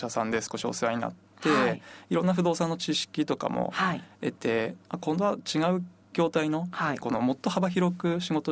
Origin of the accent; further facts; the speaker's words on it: Hirosaki, Aomori, Japan; 私弘前で生まれて弘前で育っているんですけど